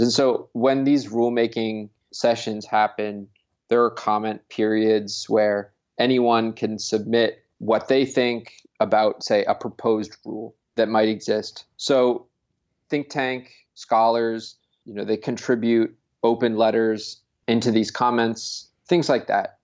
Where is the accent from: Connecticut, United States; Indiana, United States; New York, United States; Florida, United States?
Connecticut, United States; So, I'm from, I'm from Connecticut.